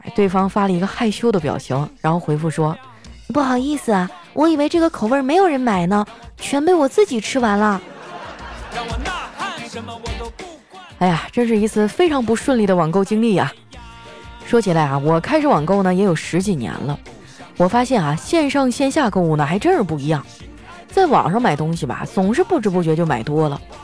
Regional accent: Northeast China, China; 作为一个东北人，我最受不了的就是我已经两个礼拜没有搓澡了

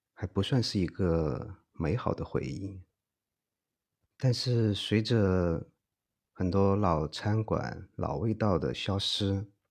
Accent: Chengdu, Sichuan, China; 身为成都人的我

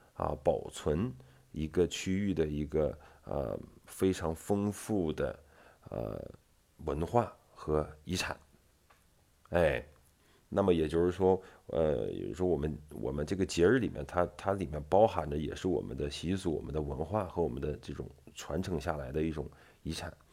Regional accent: Northeast China, China; 我们东北人他就是有同样的一些特色在里面

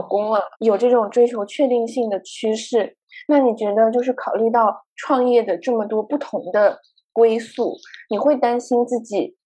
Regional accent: Guangzhou, Guangdong, China; moved away as an adult; also born or lived in Hong Kong; 虽然我成长在广州，但是我从来 不讲粤语，就在广州的时候，因为我家人并不是，就是以粤语为母语的

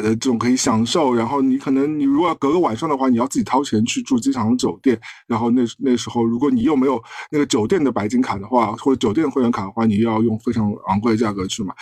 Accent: China; 对于我们中国人来说，有时候有些匪夷所思

